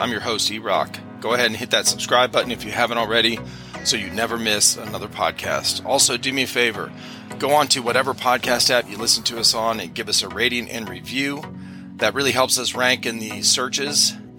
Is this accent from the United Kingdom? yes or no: no; Cleveland, Ohio, United States; moved away; I grew up in Cleveland, Ohio.